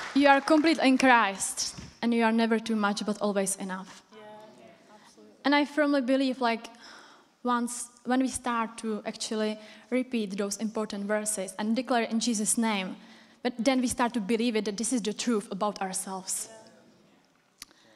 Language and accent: English; Czechia; English is a second language; moved away as an adult; now in United Kingdom; I came from Czech Republic, if you didn't recognize from my accent.